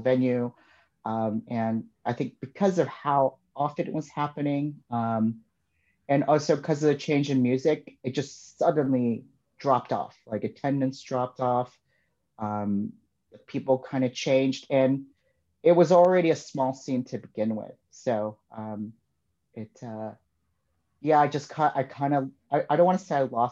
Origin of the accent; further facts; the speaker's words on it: Chicago, Illinois, United States; also born or lived in Hinsdale; growing up in Chicago